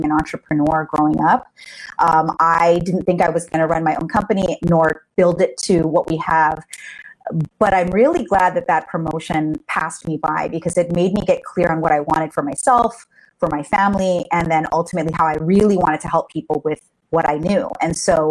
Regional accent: Hawaii, United States; moved away; I'm from Hawaii originally.

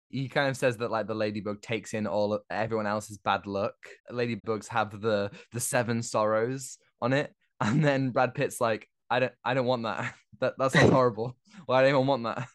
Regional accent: United Kingdom; as a Brit myself

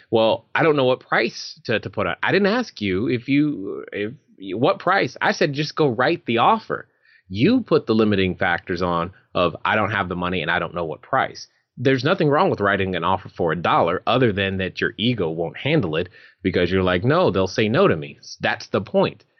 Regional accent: California, United States; moved away; my home state of California

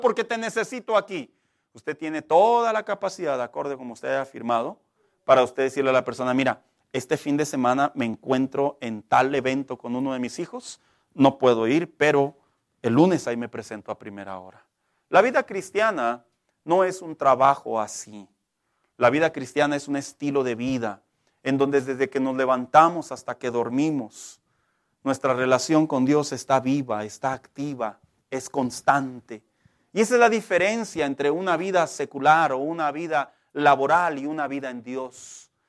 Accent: Mexico; los que somos mexicanos

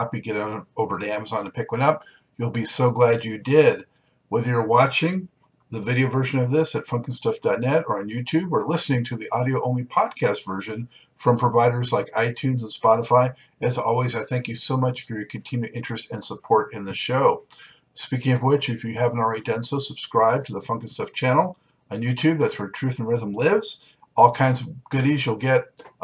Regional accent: Southern California, United States; moved away; I grew up in Southern California

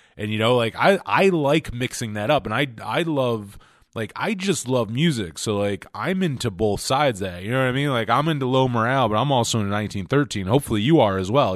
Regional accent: New York, United States; I'm from New York State

